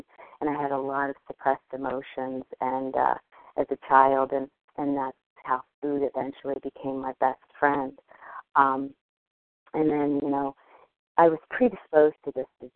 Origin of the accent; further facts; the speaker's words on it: New Jersey, United States; I'm from New Jersey.